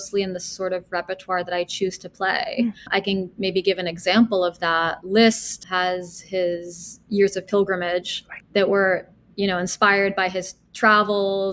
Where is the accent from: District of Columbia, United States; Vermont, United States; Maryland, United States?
District of Columbia, United States; Washington; also born or lived in Milan; now in New York City, United States; I was born in Washington, D.C.